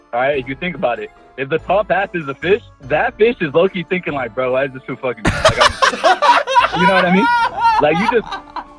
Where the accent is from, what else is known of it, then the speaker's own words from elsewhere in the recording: California, United States; I'm from, Cali.